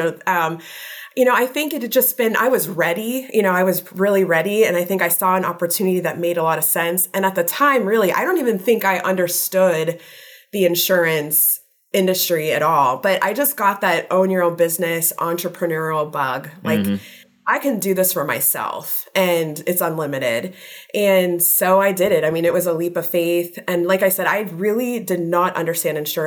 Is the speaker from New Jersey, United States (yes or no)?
no; Youngstown, Ohio, United States; I'm actually from Youngstown. Yep. So that's where I live